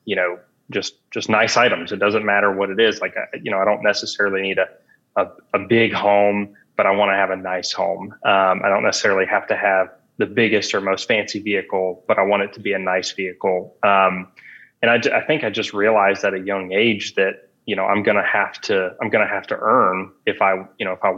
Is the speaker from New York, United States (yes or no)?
no; Atlanta, Georgia, United States; I'm from Atlanta originally